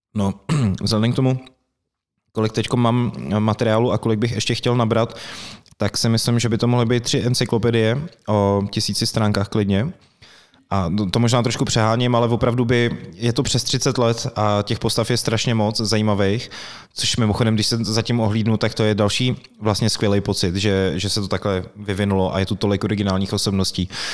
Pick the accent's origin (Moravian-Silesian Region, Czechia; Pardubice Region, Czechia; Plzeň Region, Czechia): Plzeň Region, Czechia; Plzeň; moved away; já jsem vlastně Plzeňák původně